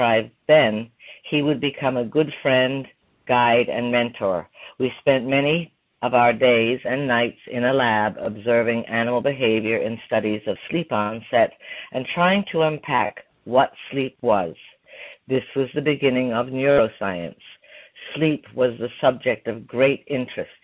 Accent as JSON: {"language": "English", "country": "Ireland", "tie": "born or raised there", "also_born_or_lived": "Canada", "moved": "as an adult", "lives_now": "Plymouth, Michigan, United States", "said": "I grew up in Ireland in the 60s and I moved to Canada in the 70s and then I moved to America in the 80s"}